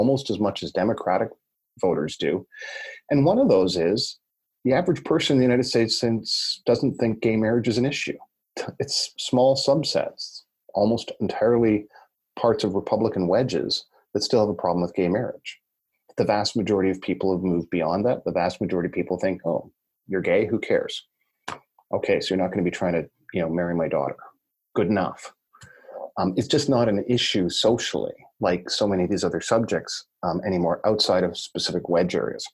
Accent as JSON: {"language": "English", "region": "Ontario", "country": "Canada", "said": "I'm from Ontario, which is kind of north, basically just north of South Bend"}